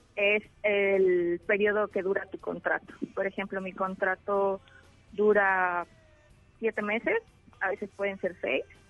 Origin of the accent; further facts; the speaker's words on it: Mexico; moved away; somos como 20 mexicanos